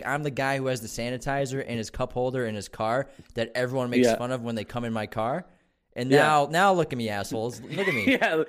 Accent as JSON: {"language": "English", "town": "Malden", "region": "Massachusetts", "country": "United States", "tie": "born there", "said": "So I was born in Malden, but my family's from Medford. So like the first place I ever lived was I was in Medford, but we moved when I was one."}